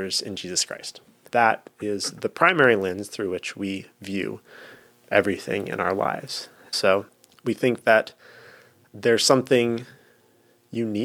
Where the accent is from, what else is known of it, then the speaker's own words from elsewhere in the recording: Sioux Falls, South Dakota, United States; I did grow up in the largest city if you can even call it that, in South Dakota, Sioux Falls